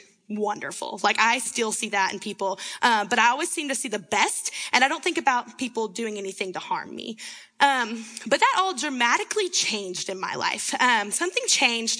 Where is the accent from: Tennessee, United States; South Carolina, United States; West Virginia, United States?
Tennessee, United States; Winchester; moved away as an adult; now in Seattle, United States; I'm actually from Winchester, Tennessee